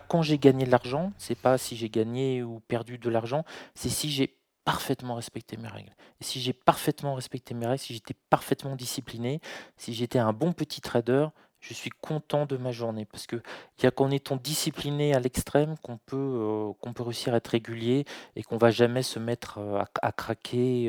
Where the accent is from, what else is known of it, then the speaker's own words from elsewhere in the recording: France; je suis né en France